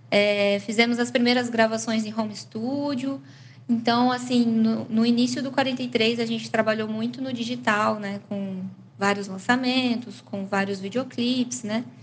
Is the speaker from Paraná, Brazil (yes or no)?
yes; Paranavaí, Paraná, Brazil; Nós somos aqui de Paranavaí